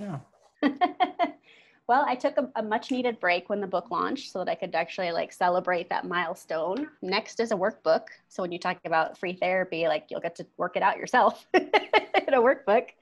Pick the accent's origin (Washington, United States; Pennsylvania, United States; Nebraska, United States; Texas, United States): Washington, United States; Bremerton; moved away as an adult; also born or lived in Oregon; now in Colorado, United States; I'm originally from Seattle, Washington area. Uh, my parents still live there. I was a Navy kid. So we were in the Navy town of Bremerton